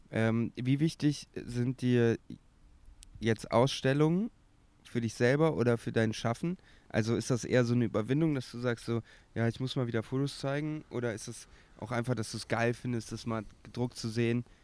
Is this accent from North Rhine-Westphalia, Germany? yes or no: yes; Cologne, North Rhine-Westphalia, Germany; bin gar kein Kölsch und ich bin ja gebürtiger Kölner.